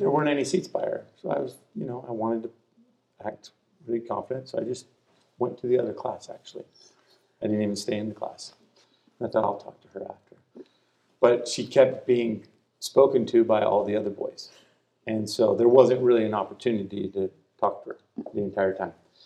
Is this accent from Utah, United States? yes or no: yes; Utah, United States; I think I was born in Utah.